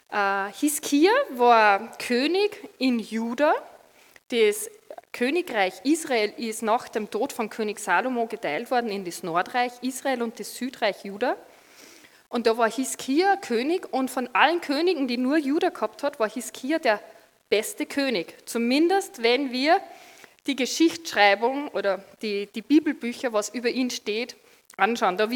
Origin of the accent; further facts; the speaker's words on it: Austria; Und ja, als Österreicher sind wir froh, dass wir einen guten österreichischen Fußballer haben.